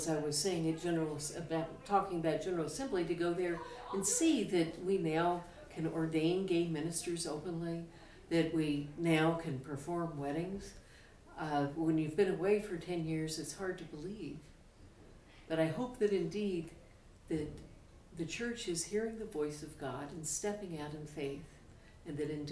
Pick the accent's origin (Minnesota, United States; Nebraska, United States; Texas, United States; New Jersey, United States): Texas, United States; El Paso; moved away; I grew up in El Paso, Texas, a 4-hour drive from Albuquerque.